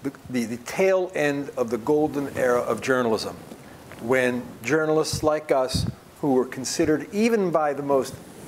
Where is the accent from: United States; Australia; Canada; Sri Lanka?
United States